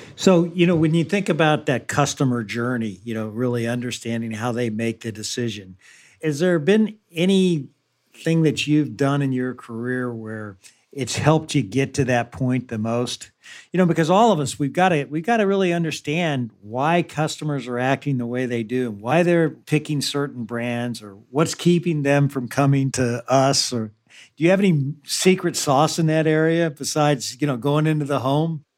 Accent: Kansas City, Missouri, United States; growing up in Kansas City, Missouri, that was a phrase we would use too.

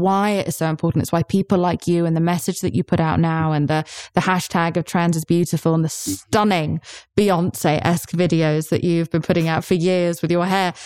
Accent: United Kingdom; I'm British

